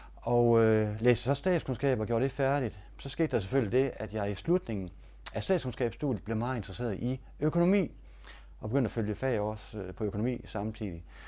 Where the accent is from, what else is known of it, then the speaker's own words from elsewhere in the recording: Denmark; jeg var fra Danmark